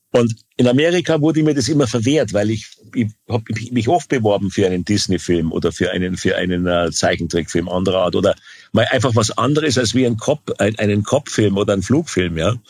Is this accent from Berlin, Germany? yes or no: no; Bavaria, Germany; also born or lived in California; als Bayer